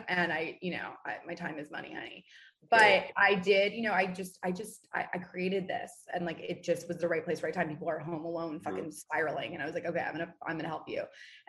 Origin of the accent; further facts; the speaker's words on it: New York City, New York, United States; We're both from New York City.